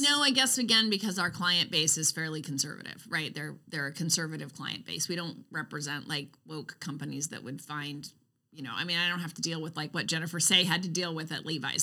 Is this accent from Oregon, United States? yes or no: yes; Roseburg, Oregon, United States; moved away; I grew up in Roseburg. I went to Roseburg High School.